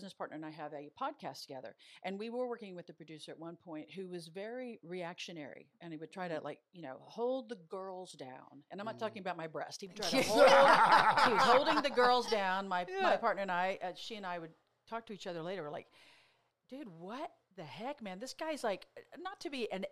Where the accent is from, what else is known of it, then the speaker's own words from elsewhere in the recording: Chickasha, Oklahoma, United States; now in California, United States; growing up in Oklahoma, I didn't know anybody who's Japanese.